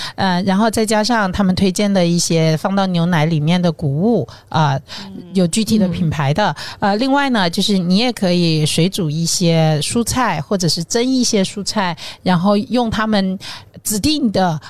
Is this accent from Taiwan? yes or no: no; southern China, China; 作为一个南方人